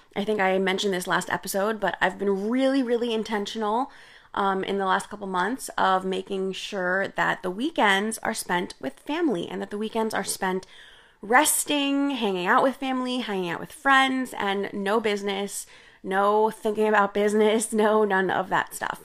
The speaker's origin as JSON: {"language": "English", "country": "India", "said": "I'm Indian, and, uh, I grew up drinking chai"}